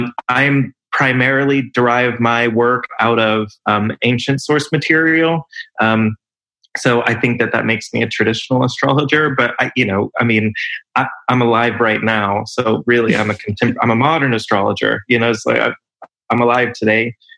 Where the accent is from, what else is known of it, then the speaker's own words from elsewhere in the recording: California, United States; born there; I was born in California and I've lived in most of the major US cities on the West Coast and on the East Coast. Was in London for a little while.